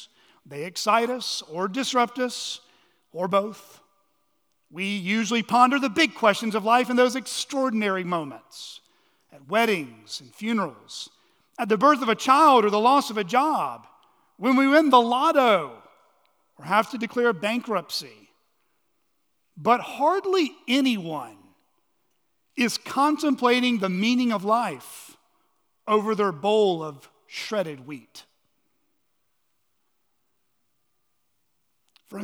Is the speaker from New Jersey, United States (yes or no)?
no; Texas, United States; also born or lived in New Mexico; Now, I was born in Texas, and save for 3 years of childhood spent in New Mexico, I grew up in Texas. But I never felt quite at home in Texas.